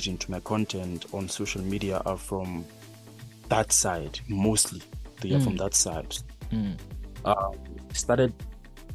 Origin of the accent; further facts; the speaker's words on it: South Africa; we grew up together here in Maikasi here.